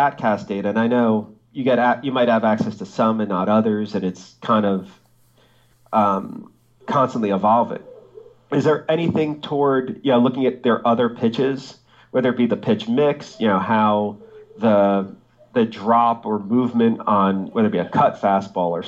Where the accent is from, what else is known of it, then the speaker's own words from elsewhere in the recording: New Jersey, United States; my home state of New Jersey